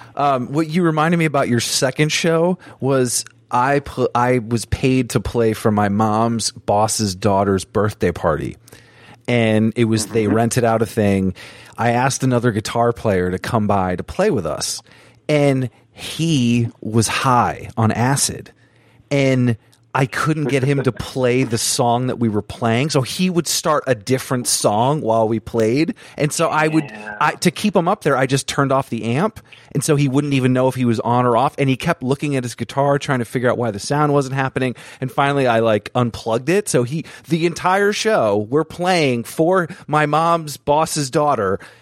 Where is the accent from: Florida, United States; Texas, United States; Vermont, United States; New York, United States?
Vermont, United States; I grew up in Vermont, super small place, not much going on.